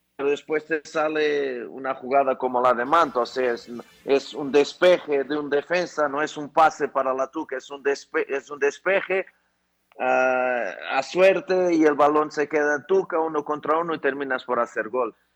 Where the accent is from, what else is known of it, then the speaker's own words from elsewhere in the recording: Portugal; moved away as an adult; now in Ecuador; Yo soy portugués y me siento cada vez más ecuatoriano